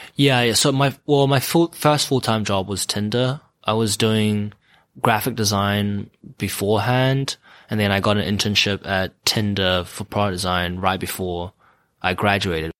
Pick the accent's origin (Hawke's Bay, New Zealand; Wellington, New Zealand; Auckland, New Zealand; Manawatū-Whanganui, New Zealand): Auckland, New Zealand; moved away as an adult; now in Los Angeles, United States; When I was growing up in New Zealand, uh, uh, well, I grew up in Auckland